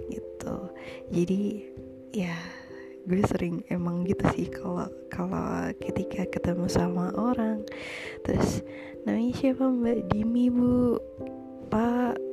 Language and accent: Indonesian; Trenggalek, East Java, Indonesia; gue itu salah satu kota kecil di Jawa Timur berada di antara Ponorogo dan Tulungagung Trenggalek namanya